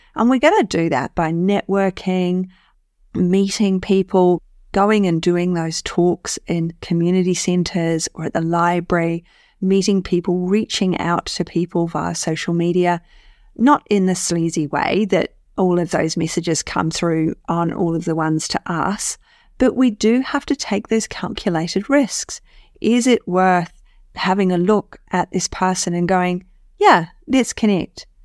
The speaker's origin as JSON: {"language": "English", "country": "New Zealand", "said": "being a New Zealander"}